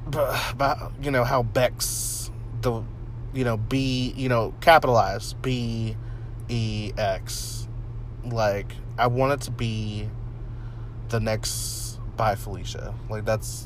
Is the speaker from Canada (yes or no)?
yes; Canada; I only watch G-rated movies and don't drink pop. You know, and I'm from Canada.